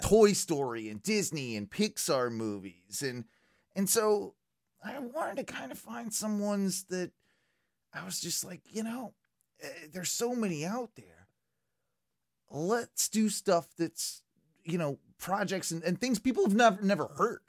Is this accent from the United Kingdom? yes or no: yes; United Kingdom; being British